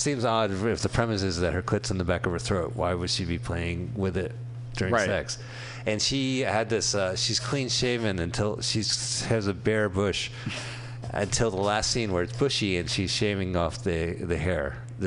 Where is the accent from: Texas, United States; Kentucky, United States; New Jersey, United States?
New Jersey, United States; Montclair; There was a head store in my town in New Jersey called Inner Dimensions